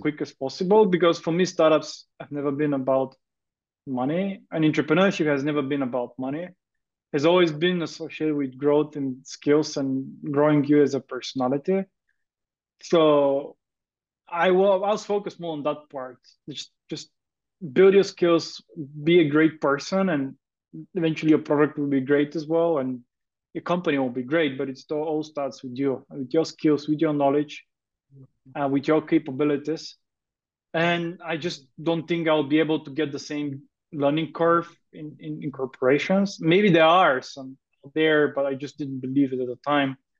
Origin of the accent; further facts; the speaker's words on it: Bulgaria; moved away as an adult; also born or lived in United Kingdom / Denmark; I grew up in Bulgaria um, and I studied in high school in Bulgaria